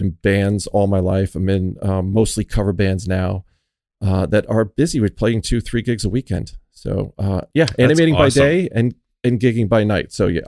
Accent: Boston, Massachusetts, United States; born and raised in Boston

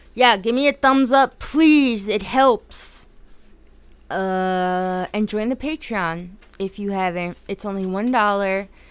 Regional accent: New Jersey, United States; I'm from Jersey

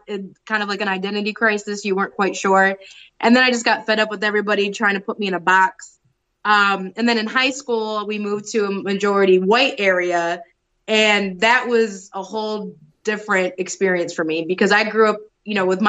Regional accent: Detroit, Michigan, United States; growing up in Detroit, Michigan's a very segregated state, probably one of the most segregated in the country.

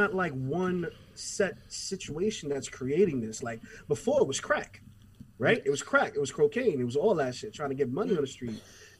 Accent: New York, United States; we all are from New York.

